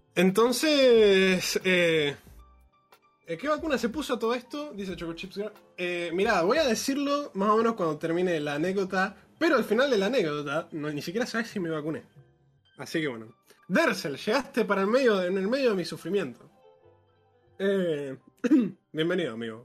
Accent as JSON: {"language": "Spanish", "town": "Monte Hermoso", "region": "Buenos Aires Province", "country": "Argentina", "moved": "yes", "said": "soy de Montermoso."}